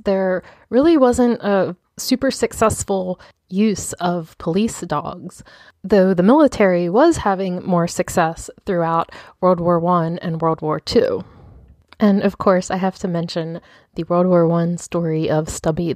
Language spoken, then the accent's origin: English; Baltimore, Maryland, United States; born here in my hometown of Baltimore